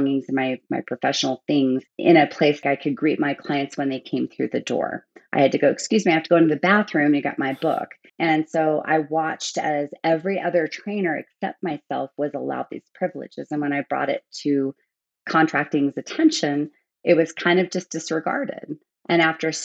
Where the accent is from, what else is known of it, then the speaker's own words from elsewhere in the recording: United States; moved away as an adult; also born or lived in Germany; I was an American working in an American gym